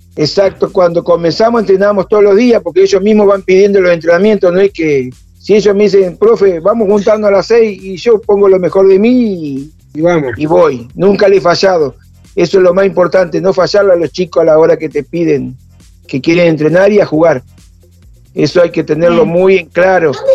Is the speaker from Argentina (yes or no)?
yes; Paraná, Entre Ríos, Argentina; now in Río Grande, Argentina; yo soy de Paraná Entre Ríos